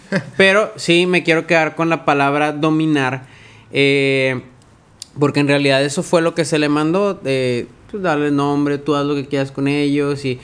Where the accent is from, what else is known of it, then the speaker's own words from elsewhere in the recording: Monterrey, Nuevo León, Mexico; somos de Monterrey